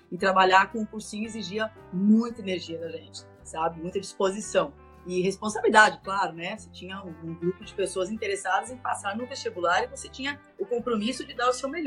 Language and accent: Portuguese; Francisco Beltrão, Paraná, Brazil; moved away as an adult; also born or lived in Palmas, Tocantins / São Paulo / Sunny Isles Beach, Florida; now in Santa Monica, United States; na cidade de Francisco Beltrão, no Paraná. Morei por muitos anos lá.